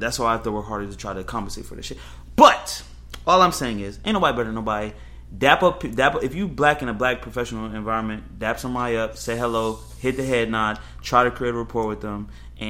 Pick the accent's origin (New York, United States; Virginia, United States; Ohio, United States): Virginia, United States; Northern; I was raised in Northern Virginia with a mother who made this much money and a grandfather who did this and a grandmother who did that.